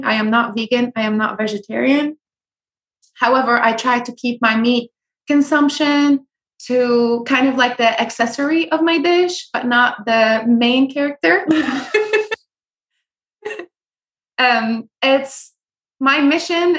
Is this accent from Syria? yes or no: yes; Syria; moved away; also born or lived in California; I grew up in Syria